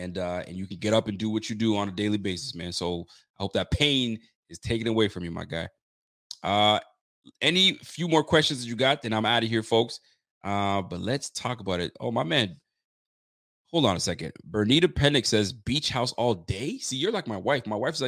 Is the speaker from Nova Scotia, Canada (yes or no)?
yes; Nova Scotia, Canada; I sure am in Canada. I am a Canadian, my G. I live in Nova Scotia. I'm out here in Scotialand.